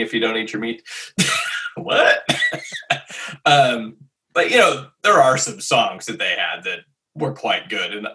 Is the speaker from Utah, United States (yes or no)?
no; North Dakota, United States; growing up in North Dakota